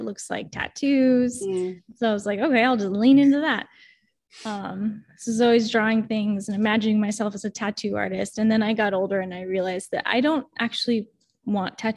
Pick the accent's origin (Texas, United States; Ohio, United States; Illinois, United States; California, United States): California, United States; Pasadena; where I grew up in the San Gabriel Valley around Los Angeles